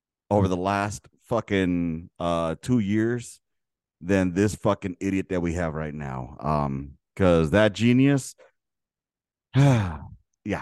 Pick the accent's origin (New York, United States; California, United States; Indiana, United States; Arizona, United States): California, United States; Los Angeles; I grew up in South Central Los Angeles in the fucking 80s and 90s